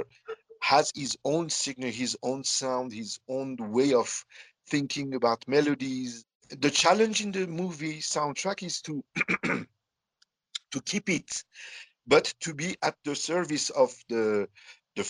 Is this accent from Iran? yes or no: yes; Iran; born or raised there; also born or lived in south of France; now in Tehran, Iran